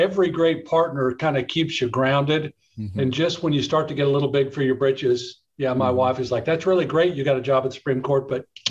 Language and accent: English; El Paso, Texas, United States; moved away as an adult; also born or lived in San Antonio, United States / Austin, United States; now in Dallas-Fort Worth, United States; Grew up in El Paso, went to high school in El Paso, graduated for the University of Texas at El Paso.